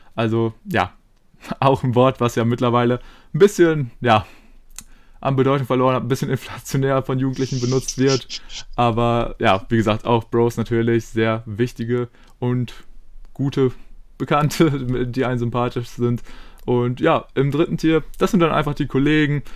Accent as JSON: {"language": "German", "country": "Germany", "said": "als ähm, ja, Deutsche"}